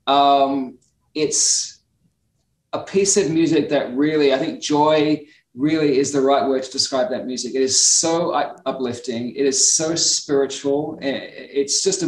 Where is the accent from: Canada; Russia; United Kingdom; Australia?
Australia; now in United States; I'm Australian, you know, we're a country of immigrants as well